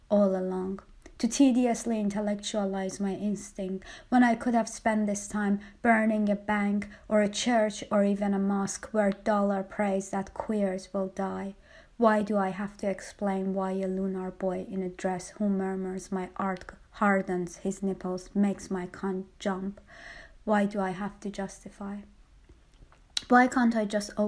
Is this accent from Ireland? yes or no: no; Tehran, Tehran Province, Iran; moved away; a tribute to my hometown, and it's called …. Tehran